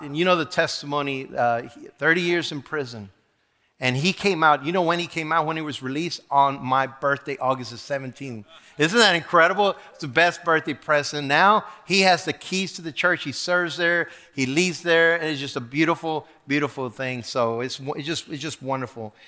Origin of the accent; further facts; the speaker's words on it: the Rio Grande Valley, Texas, United States; also born or lived in Monterrey, Mexico; I was born in Monterrey, Mexico, okay, and was raised in the valley in, in Brown, Brown Sur, Texas.